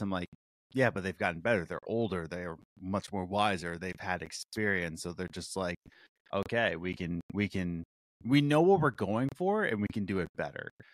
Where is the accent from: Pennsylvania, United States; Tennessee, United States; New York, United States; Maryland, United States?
Pennsylvania, United States; Philadelphia; my hometown of Philly